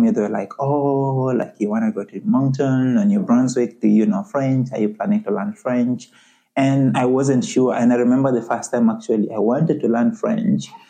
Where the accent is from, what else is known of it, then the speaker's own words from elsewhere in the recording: Uganda; moved away as an adult; also born or lived in Halifax, Canada; now in Canada; I'm originally from Uganda, and I came to Canada as a student, you know, about seven years ago